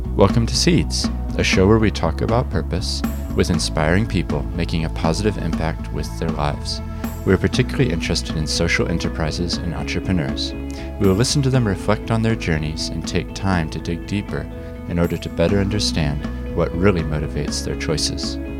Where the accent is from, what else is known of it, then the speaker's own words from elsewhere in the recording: Christchurch, Canterbury, New Zealand; I grew up in Christchurch and this became my home